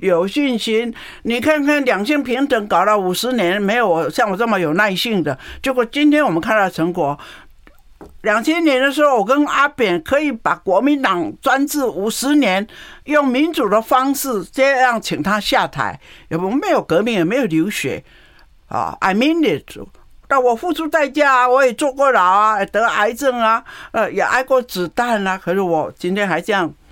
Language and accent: Chinese; Taoyuan, Taiwan; 从我的家乡出发，桃园市